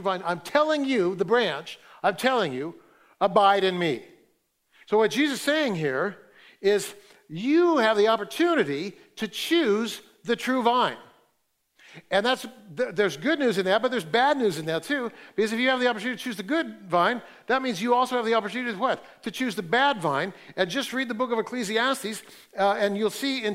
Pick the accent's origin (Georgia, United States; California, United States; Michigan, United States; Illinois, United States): California, United States; Fresno; I grew up in Fresno, and so I didn't grow up in wine country, but I grew up in raisin country